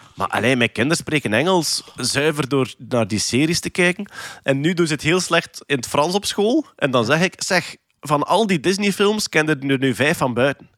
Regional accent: Flanders, Belgium; als Vlaming

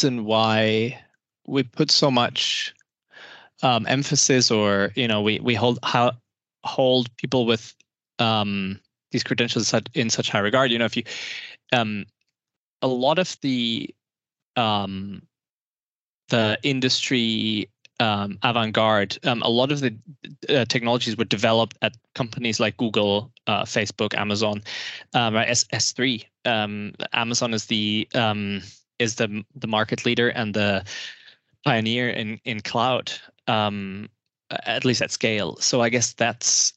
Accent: Germany; I'm from Germany

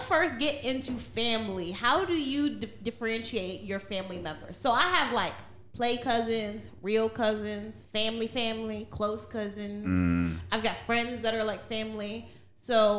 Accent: Trinidad & Tobago; I'm Trinidadian

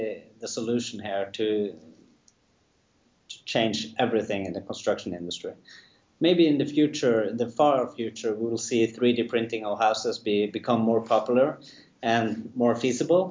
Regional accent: Norway; we're from Norway

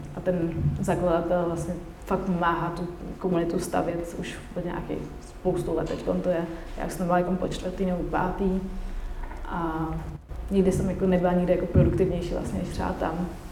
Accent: Czechia

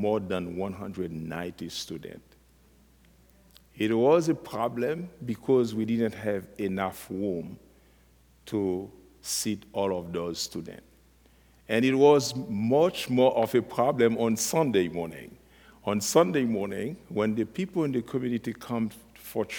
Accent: Haiti; I was born in Haiti and raised from a Christian family

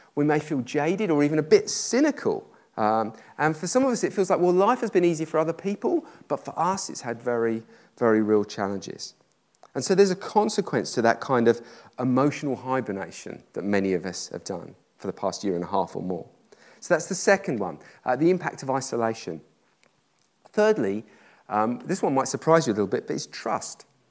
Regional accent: United Kingdom; I'm British

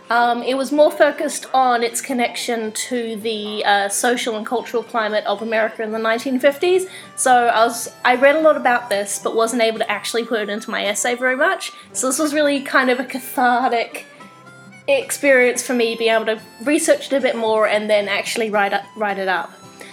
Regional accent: Australia; also born or lived in New Zealand / Ottawa; now in Kingston, Canada; I grew up in Australia and New Zealand, hence the accent. And I recently moved to Canada. In fact, I recently moved from Ottawa to Kingston in Canada

